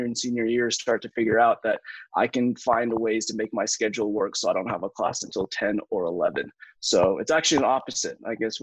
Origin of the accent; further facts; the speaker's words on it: the South, United States; moved away; I grew up in the South in America.